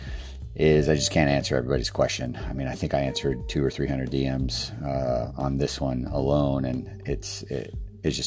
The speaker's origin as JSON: {"language": "English", "town": "Fairbanks", "region": "Alaska", "country": "United States", "tie": "born or raised there", "also_born_or_lived": "Idaho", "moved": "as an adult", "said": "As cool as it sounds to live there, it was freezing cold in Fairbanks, Alaska."}